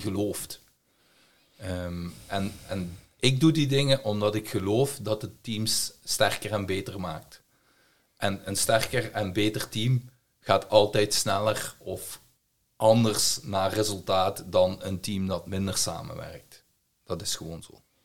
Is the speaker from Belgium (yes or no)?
yes; Belgium; accent: Belgian; heb ik een Belgische tongval. Dus ik kom uit België.